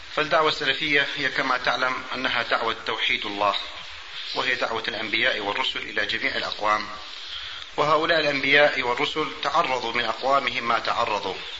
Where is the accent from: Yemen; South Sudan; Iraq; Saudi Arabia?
Iraq; عندنا في العراق